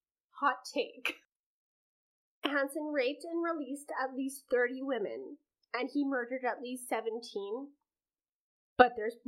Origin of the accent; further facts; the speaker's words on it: Canada; which I find that so fascinating as a Canadian